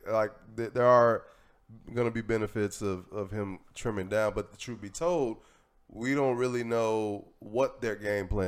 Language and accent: English; Tennessee, United States; I mean, I'm from Tennessee.